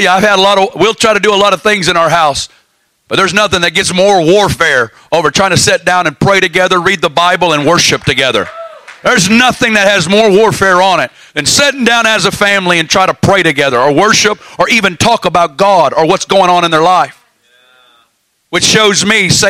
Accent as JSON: {"language": "English", "region": "the South", "country": "United States", "tie": "born or raised there", "moved": "yes", "lives_now": "Kansas City, United States", "said": "I'm from the South"}